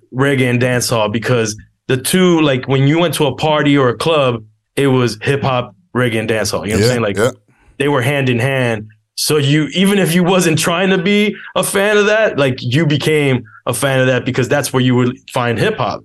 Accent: Miami, Florida, United States; also born or lived in Los Angeles, California; I'm from Miami via Los Angeles, I was born in Los Angeles, and I still have family there. So I have roots in L.A., the West Coast. I'm growing up in the South, in Miami specifically

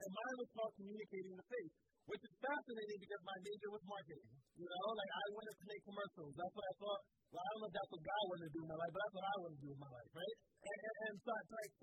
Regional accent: Philadelphia, Pennsylvania, United States; I grew up in the Philly school district.

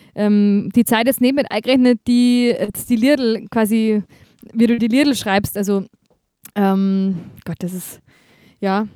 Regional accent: Bavaria, Germany; accent: Bavarian

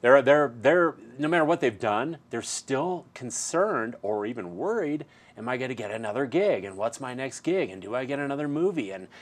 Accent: Milwaukee, Wisconsin, United States; near my hometown in Milwaukee

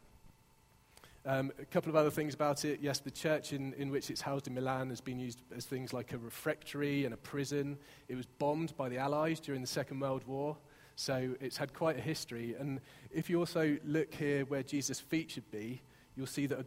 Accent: Exeter, South West England, United Kingdom; moved away; also born or lived in Hertfordshire; you might tell by my accent, I grew up in Exeter

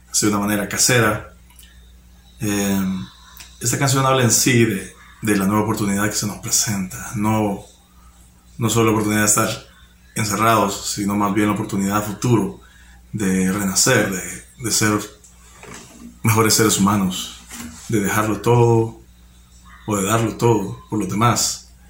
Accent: El Salvador; del El Salvador

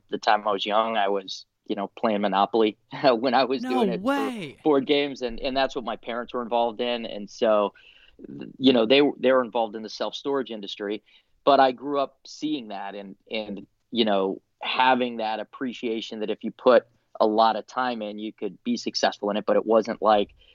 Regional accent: Florida, United States; I grew up down in Florida

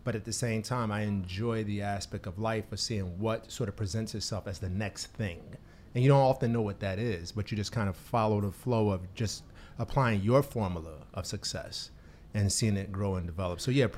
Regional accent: Newark, New Jersey, United States; I was born in New Jersey. Where? Newark, New Jersey. Yeah, Newark, New Jersey.

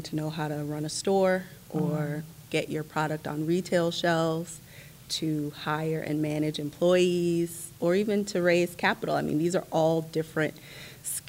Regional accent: New York City, New York, United States; I'm also from Brooklyn

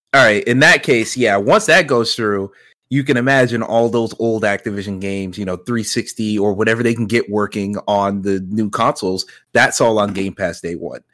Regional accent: Georgia, United States; not only am I from that area, born and raised in Georgia my whole life

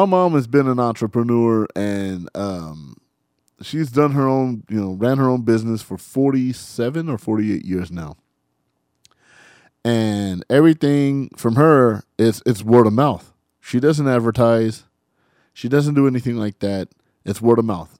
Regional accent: San Bernardino, California, United States; I grew up in San Bernardino, as everybody knows, 92404

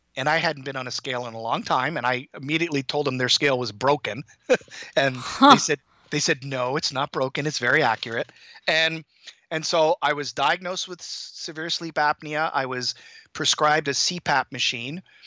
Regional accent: Toronto, Ontario, Canada; moved away as an adult; also born or lived in Hong Kong; now in Boston area, United States; I grew up in Toronto

